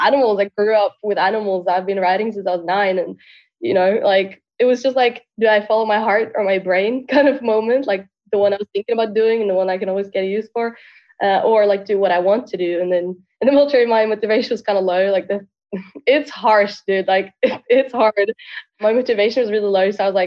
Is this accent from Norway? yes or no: yes; Norway; moved away as an adult; now in Poland; I'm born and raised in Norway. Grew up in a town like 1.5 hours from Oslo.